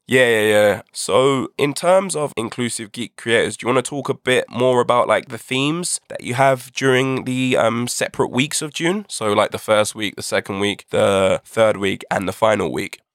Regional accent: United Kingdom; by my accent, I'm sure you can tell I'm from the UK.

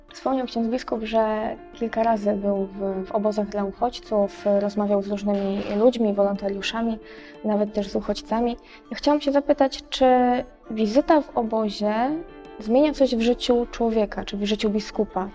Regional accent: Diocese of Koszalin-Kołobrzeg, West Pomeranian Voivodeship, Poland; pochodzę właśnie z diecezji koszalińsko-kołobrzeskiej

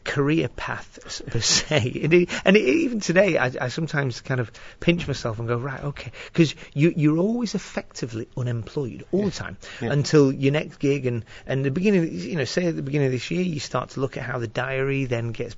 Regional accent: Preston, North West England, United Kingdom; now in Old Trafford, United Kingdom; I'm originally from Preston

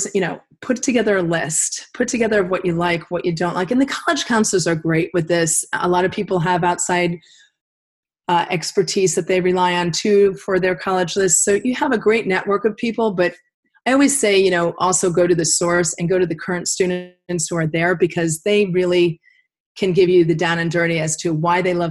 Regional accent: Connecticut, United States; I grew up in Connecticut

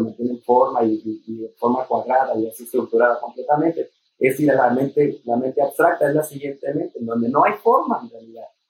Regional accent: Mexico; descubrir lo que somos como mexicanos, como latinos

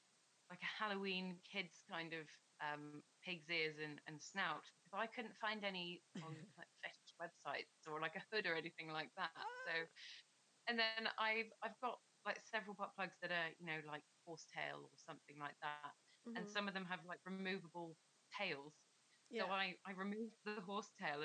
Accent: Plymouth, South West England, United Kingdom; I grew up in Plymouth

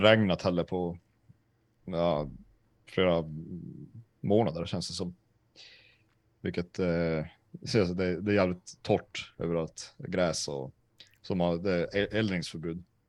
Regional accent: Sweden; jag är från Sverige

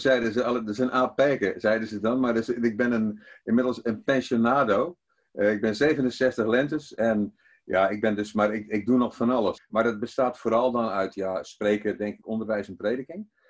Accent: Zeeland, Netherlands; also born or lived in Antwerp, Belgium; ik kom ook uit Zeeland, dus de Bijlen, halve Vlaming

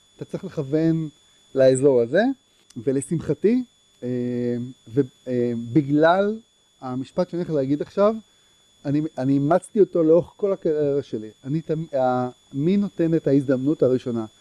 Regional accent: Herzliya, Tel Aviv District, Israel; גדלתי בהרצליה

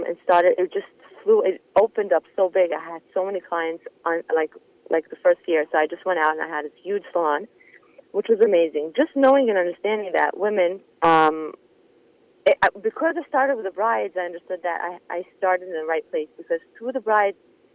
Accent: Monsey, New York, United States; moved away as an adult; now in Israel; I grew up in Muncie, in a religious family

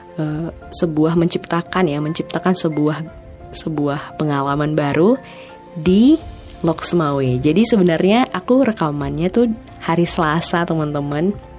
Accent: Langsa, Aceh, Indonesia; kota aku, kota Langsa

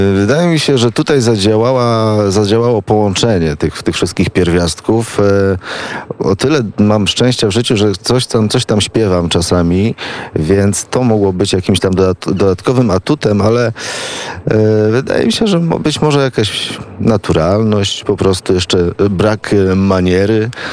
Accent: Gdańsk, Pomeranian Voivodeship, Poland; moved away as an adult; now in Kraków, Poland; Ja jestem z, pół, z północy, z Gdańska

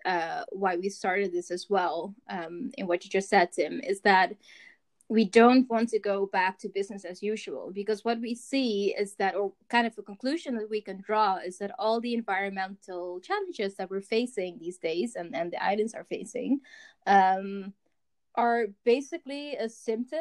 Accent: Curaçao; I'm from Curacao

